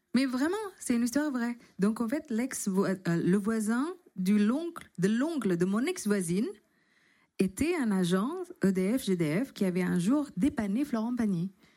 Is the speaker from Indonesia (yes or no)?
yes; Indonesia; French is a second language; also born or lived in London / Paris; now in France; je suis arrivée, j'ai quitté l'Indonésie pour aller à Londres.